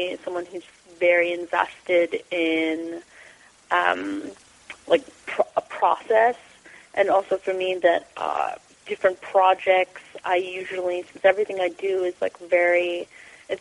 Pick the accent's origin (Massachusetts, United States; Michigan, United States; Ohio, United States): Ohio, United States; Columbus; moved away; I'm from Columbus, Ohio